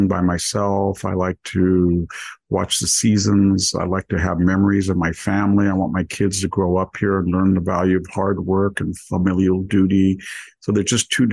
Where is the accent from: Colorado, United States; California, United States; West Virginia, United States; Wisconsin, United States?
California, United States; Selma; also born or lived in Greece / Palo Alto / Santa Cruz; I'm from Selma right here